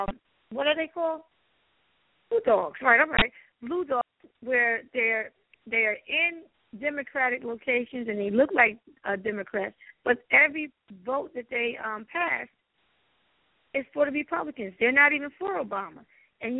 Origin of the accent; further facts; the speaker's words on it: New Jersey, United States; I'm from New Jersey.